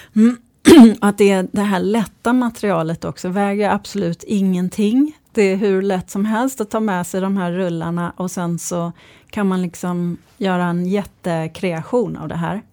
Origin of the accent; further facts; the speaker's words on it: Malmö, Skåne, Sweden; jag kommer eh, från Malmö